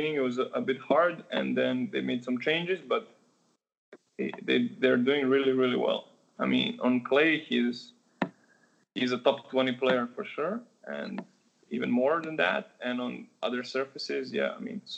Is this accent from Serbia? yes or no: yes; Novi Sad, Vojvodina, Serbia; Monica Seles is from my hometown